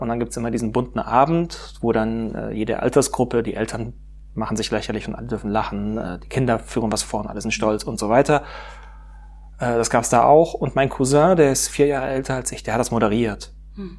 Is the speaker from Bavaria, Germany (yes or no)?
no; Pforzheim, Baden-Württemberg, Germany; now in Stuttgart, Germany; ich bin aufgewachsen in Pforzheim